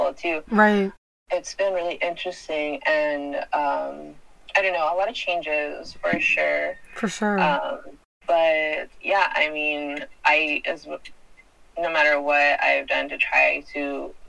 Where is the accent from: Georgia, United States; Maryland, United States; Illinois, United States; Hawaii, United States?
Hawaii, United States; Maui; I was born and raised here on Maui, and my family's been here for a while, since the early 1800s.